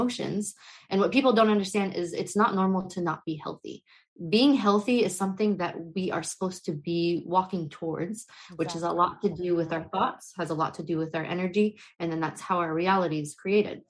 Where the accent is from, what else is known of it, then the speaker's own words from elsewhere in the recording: United States; I was born and raised in the US. I come from a Middle Eastern background and culture